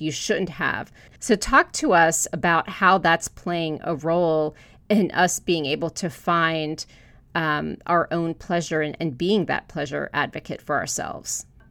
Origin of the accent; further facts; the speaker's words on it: Florida, United States; I grew up in Florida. I'm the daughter of immigrants from Hungary